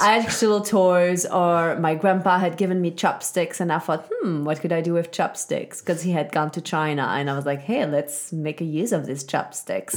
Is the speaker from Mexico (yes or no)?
no; Switzerland; I was very lucky, uh, growing up in Switzerland.